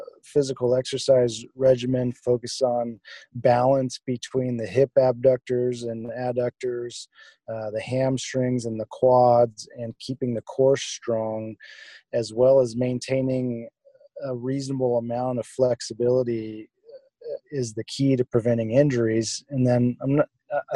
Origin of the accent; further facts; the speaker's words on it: Wyoming, United States; moved away as an adult; also born or lived in San Diego / Seattle; I grew up in Wyoming, ended up in San Diego for medical school